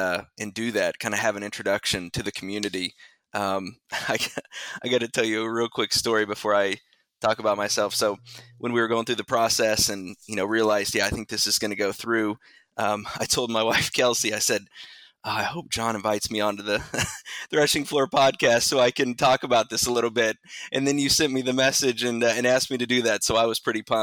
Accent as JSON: {"language": "English", "town": "Bedford", "region": "Indiana", "country": "United States", "tie": "born or raised there", "also_born_or_lived": "Mitchell, Indiana", "said": "So I am from Southern Indiana. Born and raised in a little town called Bedford"}